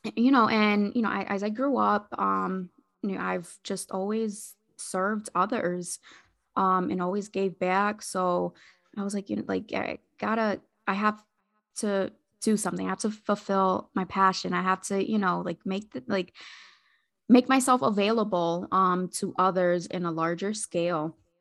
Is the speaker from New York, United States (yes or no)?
no; Hartford, Connecticut, United States; moved away as an adult; also born or lived in Agawam, Massachusetts; now in Massachusetts, United States; I'm originally from Hartford, Connecticut.